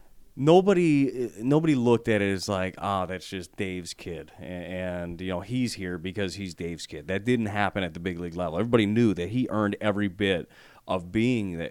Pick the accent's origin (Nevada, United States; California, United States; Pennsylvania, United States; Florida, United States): Nevada, United States; Las Vegas; moved away; my hometown, Las Vegas